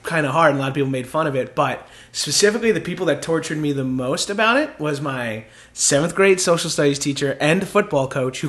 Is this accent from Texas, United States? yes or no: no; Long Island, New York, United States; now in Los Angeles, United States; I grew up on Long Island.